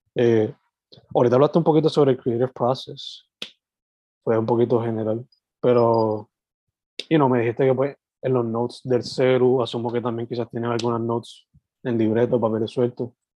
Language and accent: Spanish; Sabana Grande, Puerto Rico; now in San Juan metro area, Puerto Rico; yo soy original de Sabana Grande, que es el sureste, suroeste, y ahora viviendo en la metro